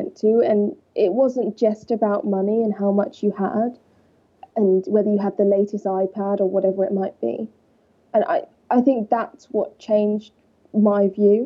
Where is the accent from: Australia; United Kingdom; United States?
United Kingdom; Walton-on-Thames, South East England; I grew up in Surrey, Walton-on-Thames